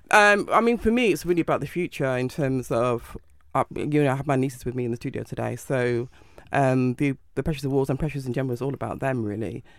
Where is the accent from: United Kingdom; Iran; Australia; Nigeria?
United Kingdom; Manchester, North West England; I'm from Manchester